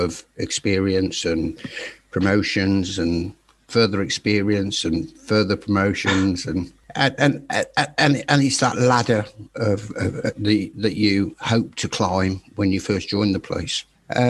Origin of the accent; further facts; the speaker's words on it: Birmingham, West Midlands, United Kingdom; now in Staffordshire, United Kingdom; I was born in Birmingham, and I currently live in Staffordshire